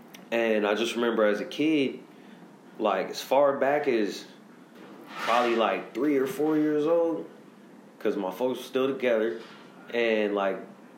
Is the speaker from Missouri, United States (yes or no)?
yes; Missouri, United States; I'm originally from Missouri. I'm 35 years old, going on 36, depending on what time this comes out. Y'all might even, I might be whatever, you know what I'm saying? But I lived all over the country, and I rap.